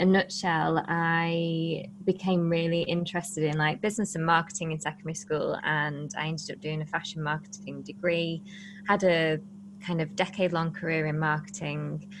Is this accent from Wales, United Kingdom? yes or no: no; Blackpool, North West England, United Kingdom; we're from Blackpool, and Blackpool is one of the poorest parts of the UK.